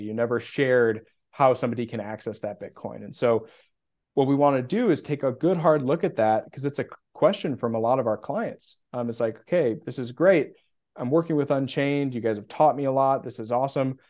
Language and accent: English; Midwest, United States; moved away as an adult; also born or lived in Minneapolis, Minnesota; now in Austin, United States; I'm not from Austin, Texas, although that's where I live currently. I'm from the Midwest